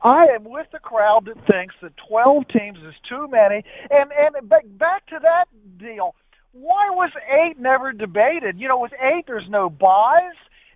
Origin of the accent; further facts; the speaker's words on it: Columbus, Ohio, United States; now in Indianapolis, United States; I'm a huge Ohio State fan, grew up in Columbus